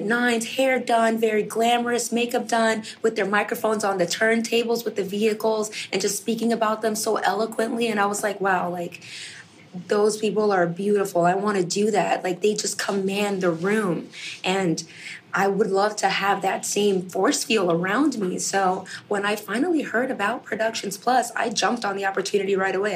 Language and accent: English; New York, United States; I'm born and raised in New York